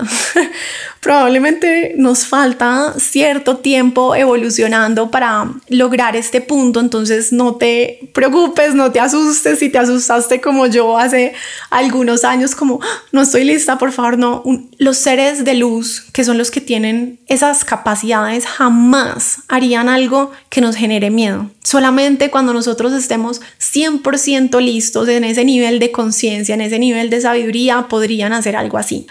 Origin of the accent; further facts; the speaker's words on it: Colombia; yo como colombiana